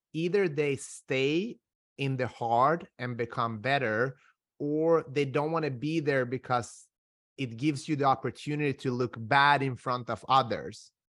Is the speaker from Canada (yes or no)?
no; Sweden; also born or lived in North Macedonia; I am originally from Macedonia. I grew up in Sweden